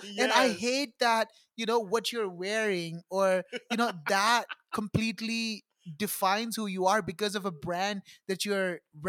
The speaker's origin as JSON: {"language": "English", "country": "United States", "tie": "born or raised there", "also_born_or_lived": "India", "said": "Like growing up in America, it was a big hard thing because I was like first generation immigrant. Like my parents just went to America."}